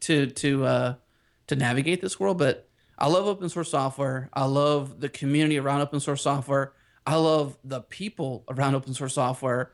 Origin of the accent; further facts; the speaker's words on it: Pittsburgh, Pennsylvania, United States; now in Houston, United States; I have a little bit of Texas in my Pittsburgh roots